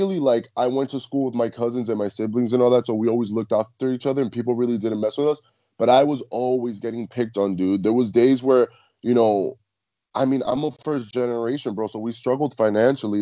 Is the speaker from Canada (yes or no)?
no; Cuba; I'm Cuban. So I think like growing up in the Latin culture